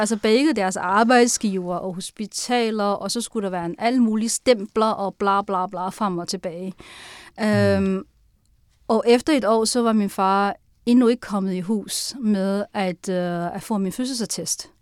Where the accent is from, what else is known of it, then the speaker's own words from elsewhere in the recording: Sichuan, China; also born or lived in Tianjin, China; now in Denmark; Så halvdelen af min opvækst i Kina er i Sichuan, og halvdelen er i Tianjin.